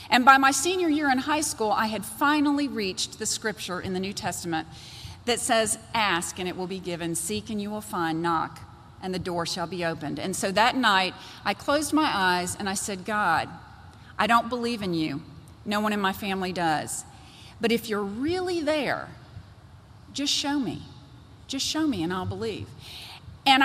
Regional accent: Georgia, United States; I was raised by an incredible family here in Georgia, a wonderful mother and a wonderful father.

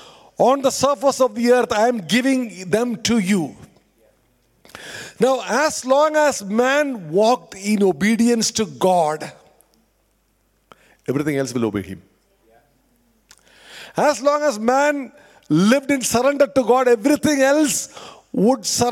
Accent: India; moved away as an adult; I come from India, pretty obvious looking at me

